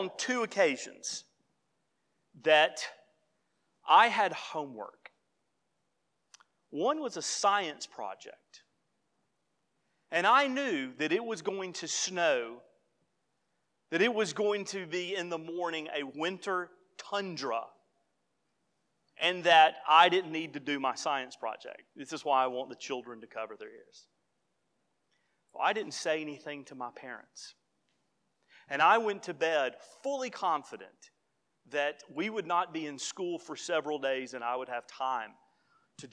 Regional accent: the South, United States; as a Southerner

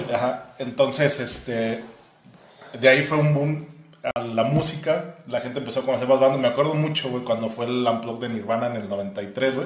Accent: Guadalajara, Jalisco, Mexico; yo soy de Guadalajara

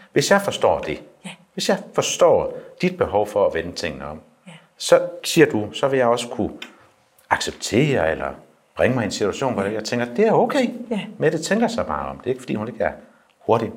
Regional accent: Skødstrup, Central Denmark Region, Denmark; Nu kommer jeg selv fra Skødstrup

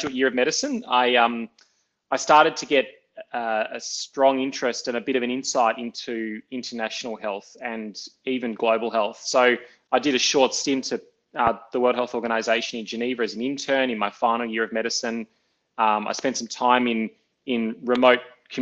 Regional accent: Melbourne, Victoria, Australia; I grew up here in Melbourne in an Italian family

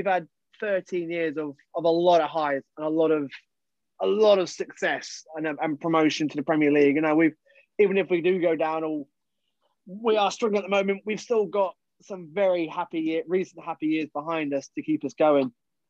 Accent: Harrogate, Yorkshire and the Humber, United Kingdom; there is another person who lives in my small little hometown of Harrogate, born and bred, a Harrogate Town fan and a Phillies fan.

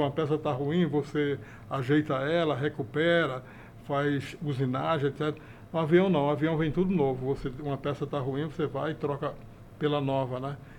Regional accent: Ribeirão, Pernambuco, Brazil; moved away as an adult; also born or lived in Recife / Rio de Janeiro; now in São Paulo, Brazil; eu sou pernambucano, mas sou filho de paraibano com pernambucano

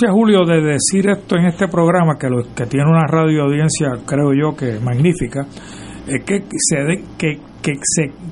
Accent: Puerto Rico

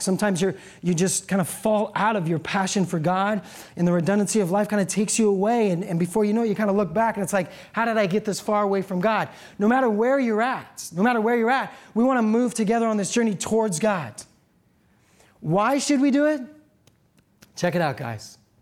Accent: Seattle, Washington, United States; I'm from Seattle.

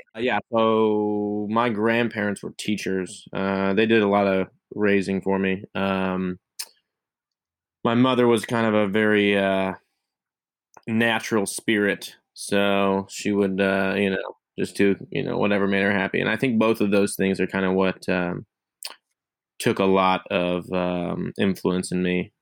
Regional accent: Missouri, United States; I'm from Missouri.

